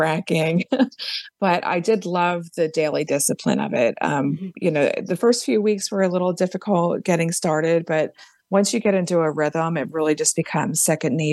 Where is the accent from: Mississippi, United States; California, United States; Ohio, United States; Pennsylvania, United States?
Pennsylvania, United States; Philadelphia; I'm from Philadelphia